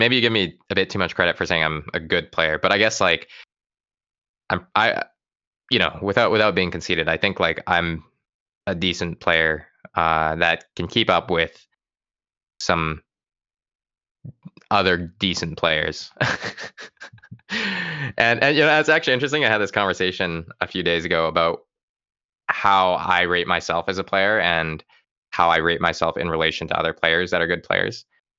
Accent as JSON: {"language": "English", "region": "West Coast", "country": "United States", "tie": "born or raised there", "said": "I gotta say, I grew up on the West Coast and I just have never found great sushi specifically anywhere out East."}